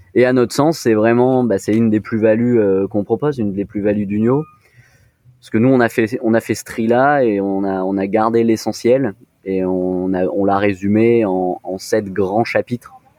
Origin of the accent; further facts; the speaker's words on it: Nice, Provence-Alpes-Côte d'Azur, France; moved away; also born or lived in Lyon; je suis d'origine de Nice